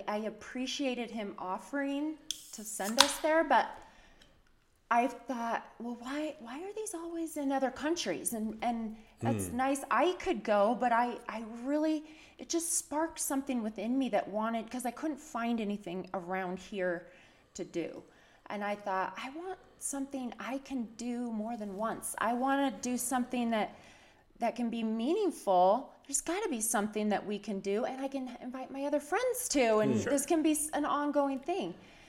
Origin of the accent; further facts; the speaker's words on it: Berthoud, Colorado, United States; also born or lived in Lubbock, Texas; now in Utah, United States; I was born in Texas. I lived most of my childhood in Colorado.